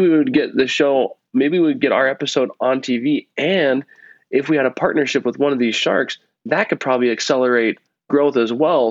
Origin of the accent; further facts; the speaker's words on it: Nebraska, United States; now in Utah, United States; I grew up in Nebraska